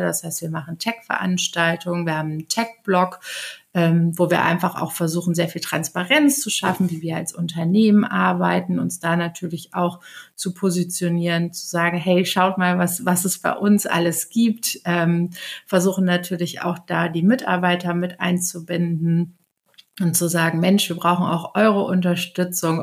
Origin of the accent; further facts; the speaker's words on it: Aachen, North Rhine-Westphalia, Germany; moved away as an adult; now in Hamburg, Germany; Ich bin vor zehn Jahren nach Hamburg gekommen und komme ursprünglich aus Aachen.